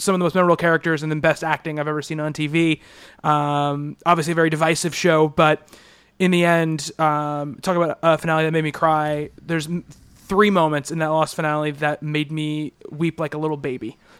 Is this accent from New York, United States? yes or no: yes; Long Island, New York, United States; growing up on Long Island